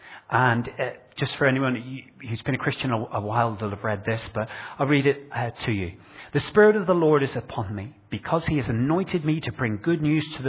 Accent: Northern Ireland, United Kingdom; now in Bradford, United Kingdom; I grew up in Northern Ireland in a rural community

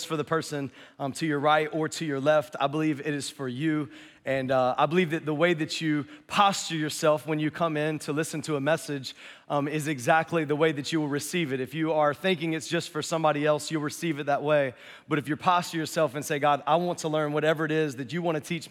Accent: North Carolina, United States; I'm from North Carolina, so I say forward really funny

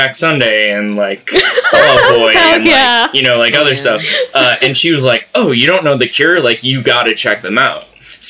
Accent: Massachusetts, United States; I'm from Massachusetts.

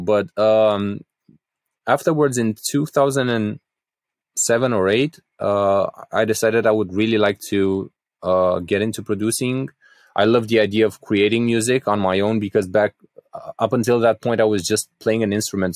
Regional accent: Craiova, Dolj, Romania; my hometown of Craiova, so I'm from the southwest of Romania

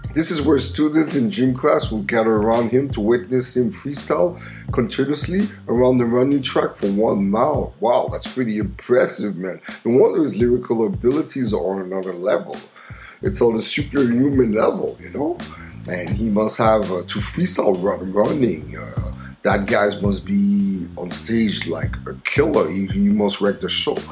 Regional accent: Montreal, Quebec, Canada; my hometown of Montreal, Canada

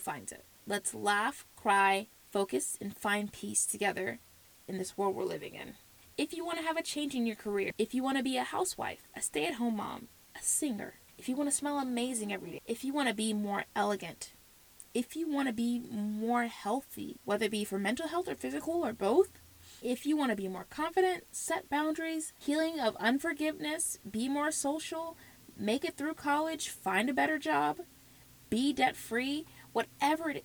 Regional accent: the South, United States; accent: South; I was born and raised in the South, the U.S. So if you ever hear South in my mouth, you know why

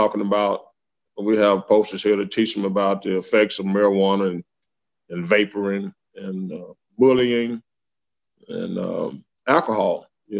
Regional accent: Prescott, United States; Yes, I was born here in 1952. Went to Los Angeles, California for 1 year after high school graduation and chose a small town. I came back.

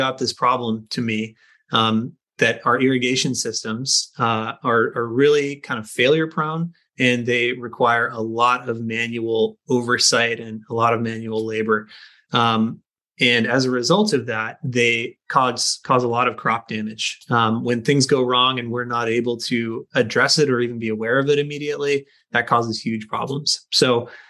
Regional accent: Skagit Valley, Washington, United States; growing up in Skagit Valley, the family potato farm was a huge part of my life

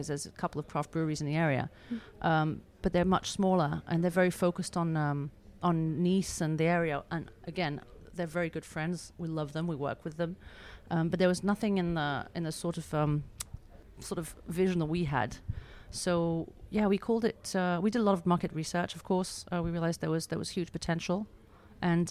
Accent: Beaulieu-sur-Mer, Provence-Alpes-Côte d'Azur, France; I grew up here in Beaulieu-sur-Mer and from English and American parents.

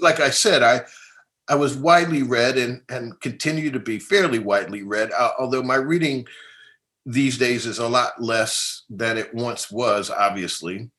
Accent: Philadelphia, Pennsylvania, United States; I grew up in North Philadelphia

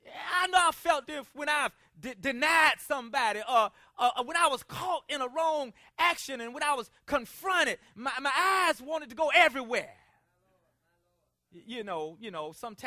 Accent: South Carolina, United States; Now, I'm from South Carolina, and over the years, my speech has changed a lot.

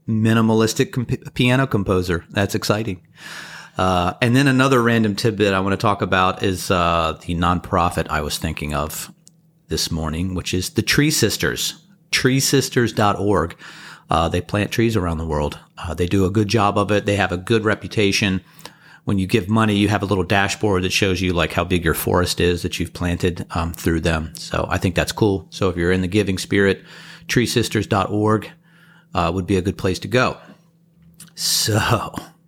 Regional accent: East Coast, United States; I grew up on the East Coast

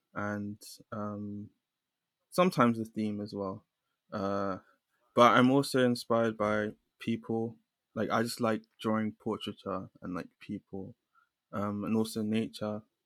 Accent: London, United Kingdom; I'm from London. I grew up in London.

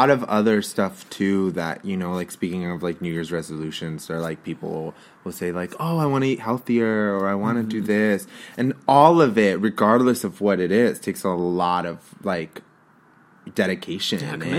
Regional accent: Los Angeles, California, United States; this was my experience of growing up in Los Angeles

